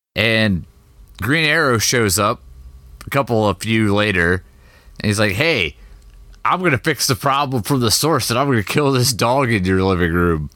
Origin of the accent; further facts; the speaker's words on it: Midwest, United States; I'm from the Midwest.